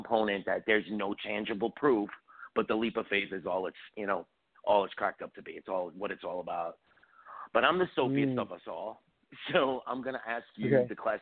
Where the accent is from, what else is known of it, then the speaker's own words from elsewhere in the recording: New York City, New York, United States; I'm from Staten Island, New York, so Jersey is my stomping grounds.